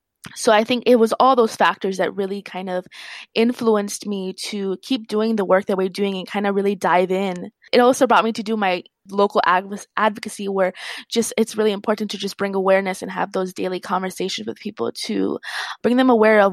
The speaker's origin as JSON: {"language": "English", "area": "Puna, Big Island", "region": "Hawaii", "country": "United States", "tie": "born or raised there", "lives_now": "Hilo, United States", "said": "I currently live in Hilo. I've always been a Big Island girl, but I was raised in Puna. It's where I feel my roots are."}